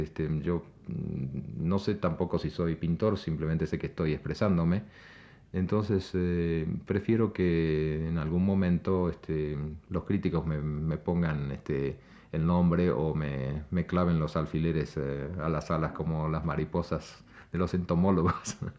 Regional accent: Argentina; now in Mexico; en mi país, Argentina

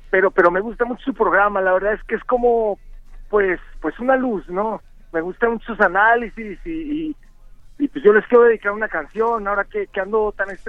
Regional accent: Naucalpan, State of Mexico, Mexico; yo vengo aquí de Naucalpan y, y Estado de México

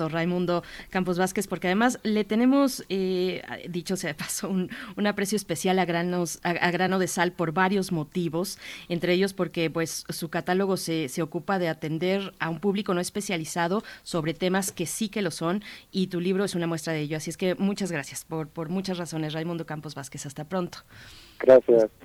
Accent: Mexico

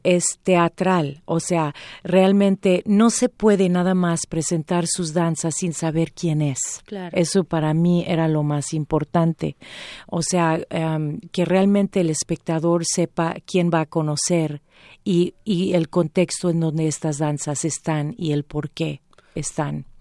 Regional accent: United States; now in Mexico; Empiezo a hacer teatro en comedia musical en los Estados Unidos porque ahí es donde yo nací

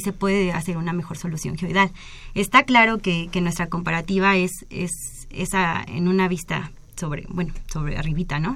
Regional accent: Mexico; soy la primer mexicana

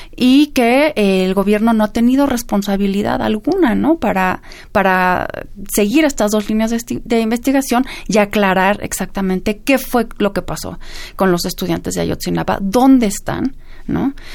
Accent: Mexico; tenemos que pensar todos como, como mexicanos

